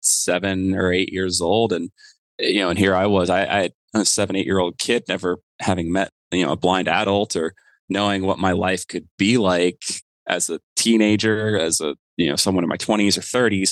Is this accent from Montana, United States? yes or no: no; Florida, United States; moved away as an adult; I grew up in Florida